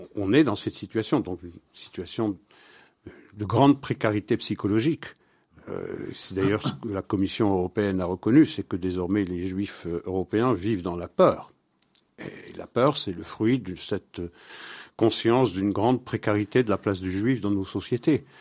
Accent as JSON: {"language": "French", "country": "Belgium", "said": "c'est chez nous en Belgique"}